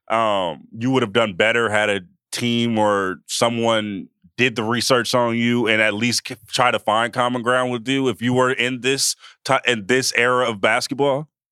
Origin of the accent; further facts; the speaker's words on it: Oakland, California, United States; I'm in the Bay and I'm in, I'm from Oakland